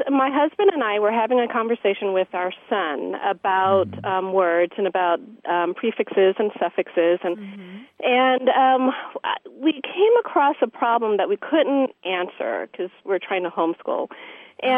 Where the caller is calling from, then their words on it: San Diego, California, United States; I'm from San Diego.